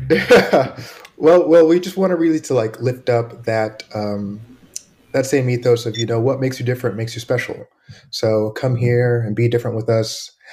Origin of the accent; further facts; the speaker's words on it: Florida, United States; moved away as an adult; also born or lived in Panama; now in Oakland, United States; I grew up in Florida